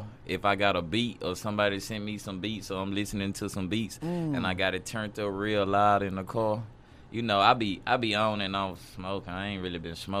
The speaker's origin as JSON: {"language": "English", "town": "Ruston", "region": "Louisiana", "country": "United States", "tie": "born or raised there", "said": "Man, really small. I ain't gonna lie, Ruston small, but you know, it's still like a small. It's a small city because you got Louisiana Tech College down there."}